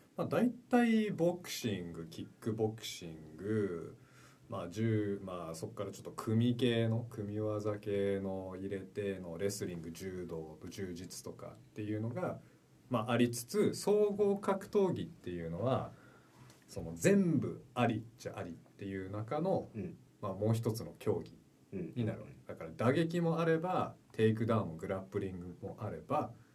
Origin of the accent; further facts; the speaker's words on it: Vancouver, British Columbia, Canada; 実は僕はバンクーバーカナダ出身で日系2世になりまして